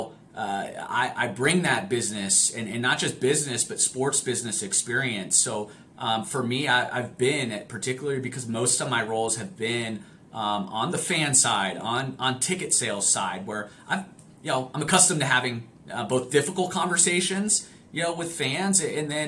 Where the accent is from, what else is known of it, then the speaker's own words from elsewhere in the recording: Italy; moved away; I grew up in Italy. I grew up playing the sport.